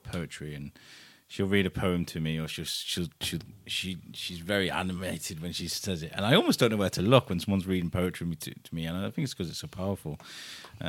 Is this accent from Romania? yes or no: no; Wrexham, Wales, United Kingdom; I grew up in Wrexham. I grew up there